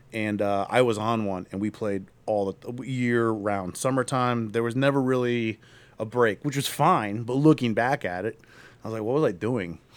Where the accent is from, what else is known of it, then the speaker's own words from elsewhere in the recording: Akron, Ohio, United States; I'm also from Akron